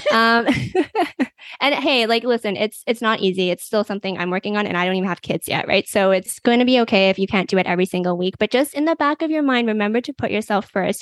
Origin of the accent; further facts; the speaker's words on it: Canada; I am from Canada